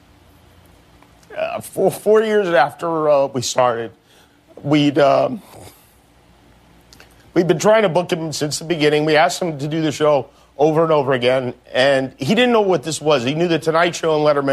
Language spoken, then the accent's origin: English; Las Vegas, Nevada, United States; I grew up in Las Vegas